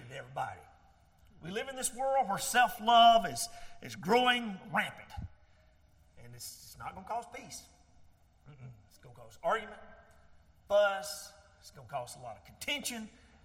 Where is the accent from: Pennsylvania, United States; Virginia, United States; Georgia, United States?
Georgia, United States; accent: real thick southern accent; I'm from Georgia, and I got this real thick southern accent